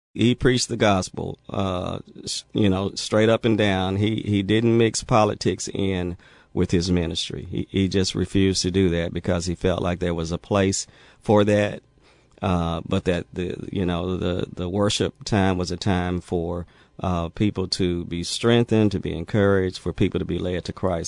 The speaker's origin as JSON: {"language": "English", "town": "Jackson", "region": "Mississippi", "country": "United States", "tie": "born or raised there", "said": "growing up in Mississippi was uh, interesting"}